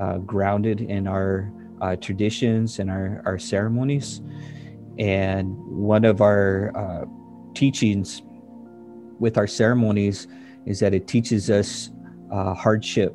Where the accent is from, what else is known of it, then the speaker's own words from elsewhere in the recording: Standing Rock Sioux Reservation, North Dakota, United States; now in Seattle, United States; I'm Hunkpapa Lakota from Standing Rock, but live in Seattle